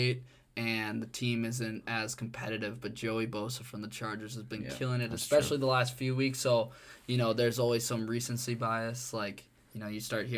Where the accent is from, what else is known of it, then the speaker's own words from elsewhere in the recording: Minnesota, United States; we're all from Minnesota